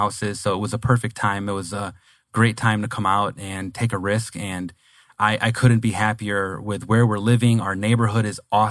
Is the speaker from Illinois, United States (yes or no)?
no; Detroit, Michigan, United States; moved away as an adult; now in Phoenix, United States; Oh, I'm originally from Michigan, the Detroit metropolitan area. I was born and raised there, lived there my whole life, and have been in Phoenix for less than 2 years now